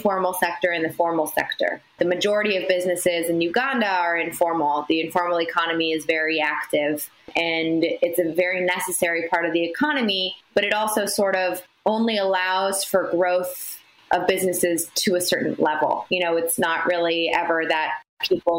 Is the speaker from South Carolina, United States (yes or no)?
no; Washington, District of Columbia, United States; I was born and raised in Washington, D.C.